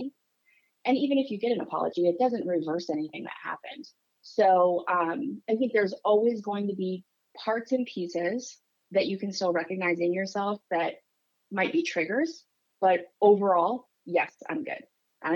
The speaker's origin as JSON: {"language": "English", "region": "New Hampshire", "country": "United States", "tie": "born or raised there", "said": "I grew up in New Hampshire, tiny little town in the Northeast."}